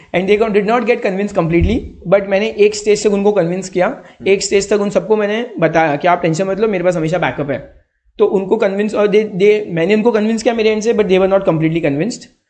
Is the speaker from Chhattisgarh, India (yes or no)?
no; Nadol, Rajasthan, India; जब हम क्रिकेट खेलते थे ना हमारे गांव में